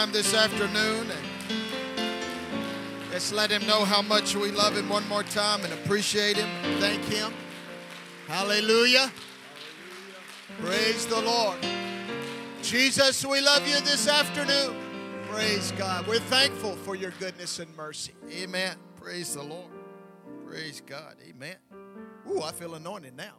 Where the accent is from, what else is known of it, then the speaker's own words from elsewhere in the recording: Tennessee, United States; I'm from Tennessee, and they have a thing down there called Southern hospitality